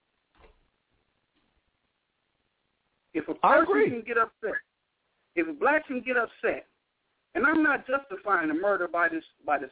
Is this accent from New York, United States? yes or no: no; Compton, California, United States; now in Los Angeles, United States; I'm from Compton, bro. I used to gang bang. I'm an OG gangster from Spring Street, 1600 block.